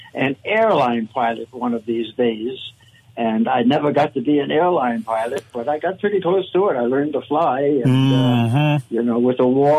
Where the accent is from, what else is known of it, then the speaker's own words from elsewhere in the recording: Newport News, Virginia, United States; I was born in Newport News